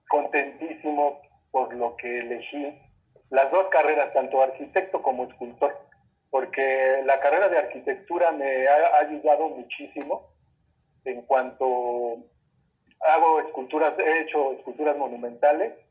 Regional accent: Chimalhuacán, State of Mexico, Mexico; yo soy originario de Chimalhuacán, un pueblo de Canterto.

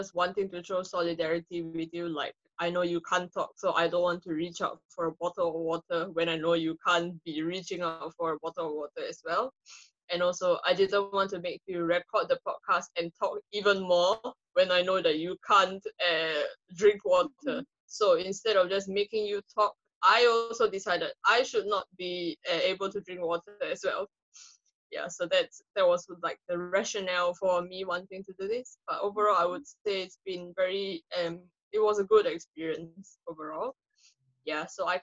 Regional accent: Singapore; now in United Kingdom; Singaporean transplants to Britain

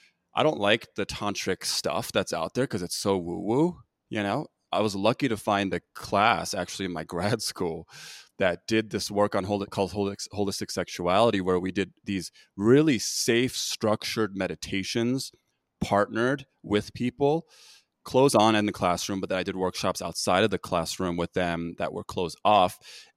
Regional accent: United States; obviously I grew up in this country, right? I grew up, I'm Korean American. My parents were immigrants

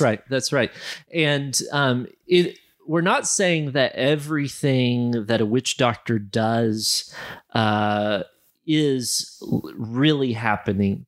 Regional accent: United States; moved away as an adult; now in Malawi; growing up in America

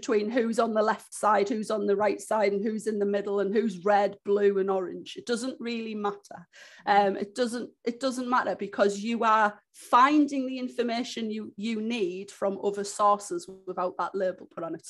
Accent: Hartlepool, North East England, United Kingdom; also born or lived in Newcastle; I'm originally from Hartlepool. So when I was 18 years old, I moved up to Newcastle to go to university

